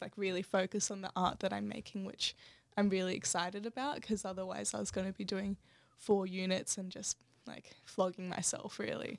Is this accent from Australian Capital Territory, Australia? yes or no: yes; Canberra, Australian Capital Territory, Australia; Belco Mall was my home town